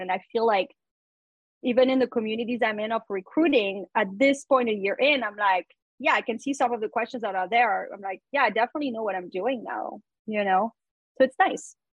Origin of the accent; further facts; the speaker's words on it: France; English is a second language; moved away as an adult; now in New York, United States; I am uh, originally from France. I moved to the US when I was 20. I did not speak English.